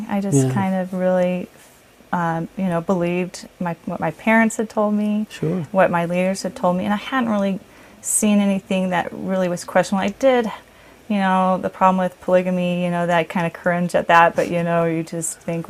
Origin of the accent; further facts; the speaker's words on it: Illinois, United States; also born or lived in Texas / California; now in Utah, United States; And then I moved to Illinois, so I spent most of my years growing up in Illinois.